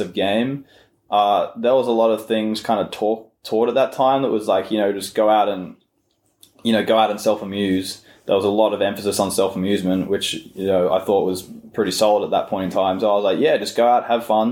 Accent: Australia; the culture of growing up in Australia

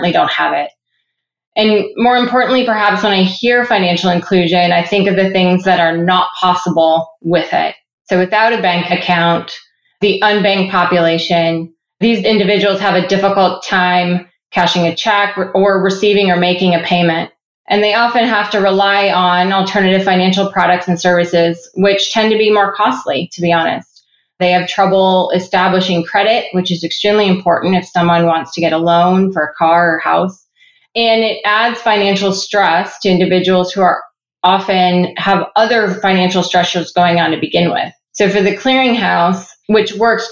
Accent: Ottawa, Ontario, Canada; also born or lived in Cleveland, Ohio / Atlanta / Uruguay; now in Columbus, United States; I was born and raised in Ottawa, Canada, before my family moved to Cleveland, Ohio

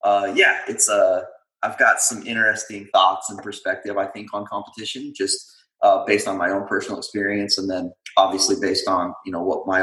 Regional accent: Utah, United States; now in Portland, United States; I am from the States, originally born in Utah. I now live in Oregon, up near Portland with my family.

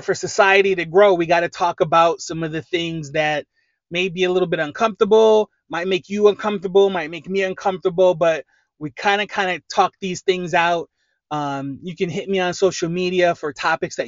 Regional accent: Lorain, Ohio, United States; I'm from Lorain, Ohio. That is about half hour west of Cleveland

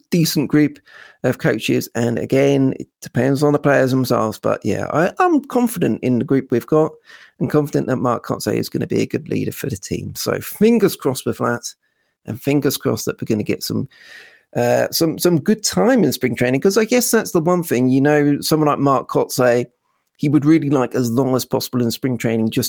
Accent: Norfolk, East of England, United Kingdom; I am from Norfolk

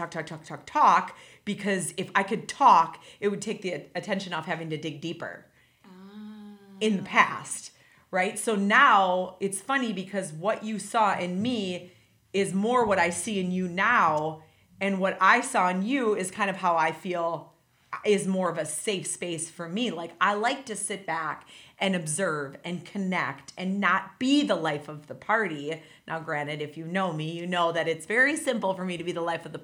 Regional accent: Wisconsin, United States; moved away as an adult; now in Indiana, United States; I am actually from Wisconsin. So I moved here about...

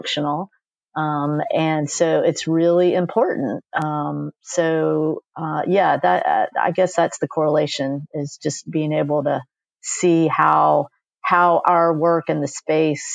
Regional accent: Raleigh, North Carolina, United States; I grew up in Raleigh.

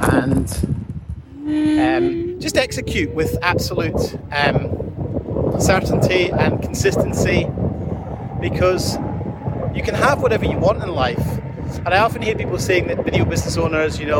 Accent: Scotland, United Kingdom; moved away; I grew up in Scotland

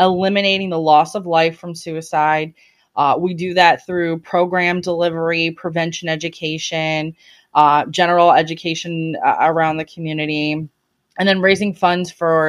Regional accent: Chicago, Illinois, United States; now in New Orleans, United States; I live in right outside of New Orleans. I grew up in Chicago mostly

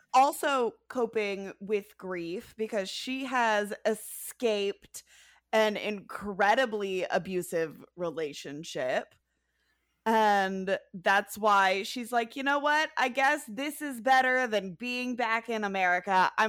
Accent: Georgia, United States; It is filmed, like, right around where I grew up in Georgia

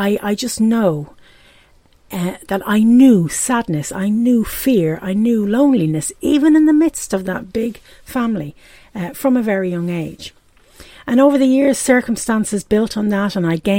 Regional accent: Dublin, Leinster, Ireland; accent: Irish brogue; now in Pontypool, United Kingdom; As you can probably hear from the brogue, I'm from Ireland. I was born and raised in Dublin in Ireland and now I live in Pontypool

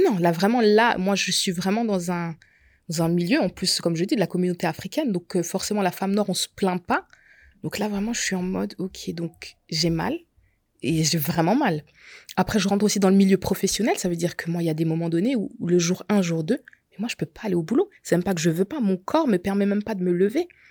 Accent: Alsace, Grand Est, France; je suis alsacienne, donc j'ai tout fait en Alsace

